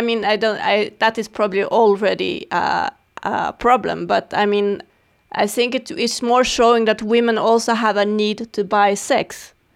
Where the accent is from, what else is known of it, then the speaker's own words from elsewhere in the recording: Sweden; I grew up in Sweden